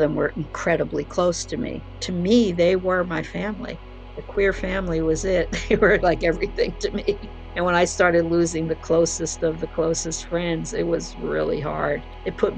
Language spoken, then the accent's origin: English; New Jersey, United States; moved away; also born or lived in San Francisco; Growing up in New Jersey and coming from that family that rejected me